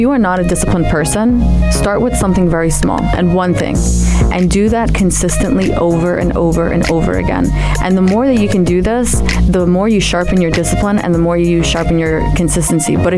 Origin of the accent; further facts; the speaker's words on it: New Jersey, United States; also born or lived in Amman, Jordan / New York; I was born in Amman, raised in the States, New Jersey